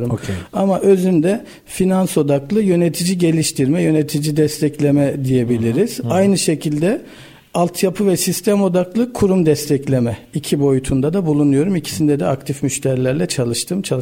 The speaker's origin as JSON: {"language": "Turkish", "region": "Erzurum", "country": "Turkey", "said": "Ee, dadaşım. Erzurumluyum."}